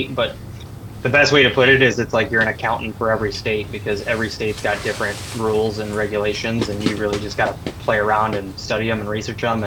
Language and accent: English; Michigan, United States; moved away as an adult; also born or lived in Colorado; I grew up in Michigan. I moved to Colorado